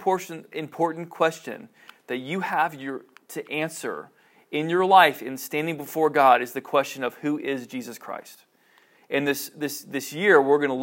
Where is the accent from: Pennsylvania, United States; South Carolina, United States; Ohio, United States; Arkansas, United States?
Ohio, United States; Cincinnati; I grew up in Cincinnati